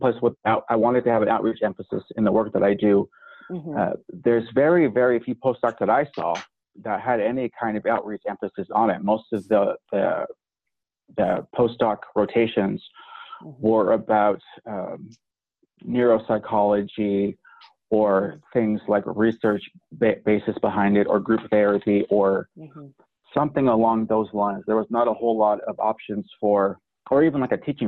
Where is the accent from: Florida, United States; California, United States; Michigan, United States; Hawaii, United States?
California, United States; moved away as an adult; also born or lived in North Dakota / Montana / Akron, Ohio; now in Wyoming, United States; I'm from California